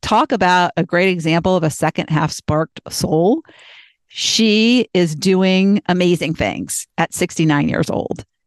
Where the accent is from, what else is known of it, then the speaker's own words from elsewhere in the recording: Boston, Massachusetts, United States; I was born in Boston